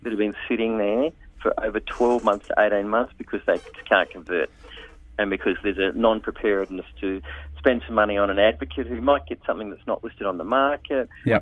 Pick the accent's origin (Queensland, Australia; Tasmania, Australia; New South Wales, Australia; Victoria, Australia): New South Wales, Australia; Sydney; I'm from Sydney as well